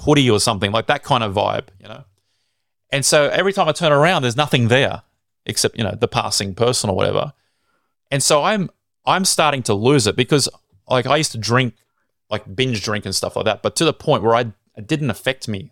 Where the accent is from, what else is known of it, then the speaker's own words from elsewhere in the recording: Sydney, New South Wales, Australia; I was born in Sydney.